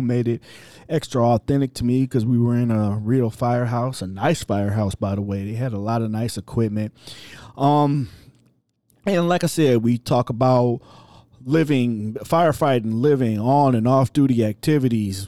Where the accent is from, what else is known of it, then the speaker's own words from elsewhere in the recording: Cleveland, Ohio, United States; moved away; I'm originally from Cleveland, and I work for the city of East Cleveland